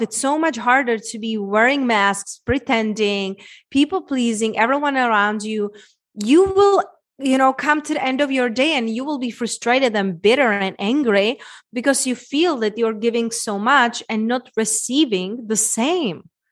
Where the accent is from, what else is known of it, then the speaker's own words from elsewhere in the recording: Czechia; moved away; my accent, Czech Republic, small little town where I grew up